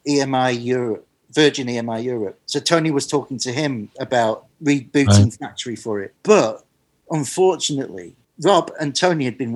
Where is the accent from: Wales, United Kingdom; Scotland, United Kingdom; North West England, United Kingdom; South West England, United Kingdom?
North West England, United Kingdom; Manchester; I grew up in Manchester, going to the Hacienda